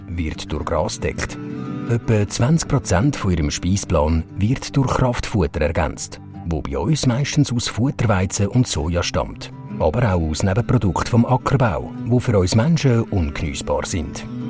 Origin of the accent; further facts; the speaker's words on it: Switzerland; Bei uns in der Schweiz